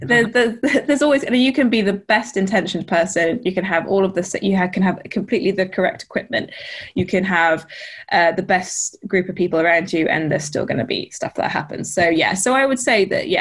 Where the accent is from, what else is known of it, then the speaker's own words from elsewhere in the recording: Lake District, North West England, United Kingdom; I grew up in the Lake District